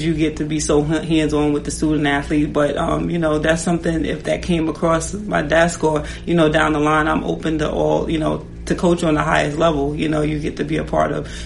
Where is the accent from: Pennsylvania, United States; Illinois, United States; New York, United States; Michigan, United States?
New York, United States; now in Washington, D.C., United States; I am from New York